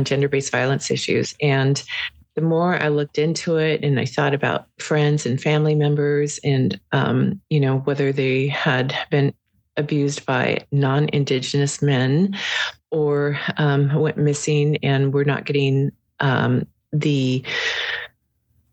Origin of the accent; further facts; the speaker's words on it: Prince of Wales Island, Alaska, United States; I'm from Prince of Wales, so we have we have remnants of our ancestors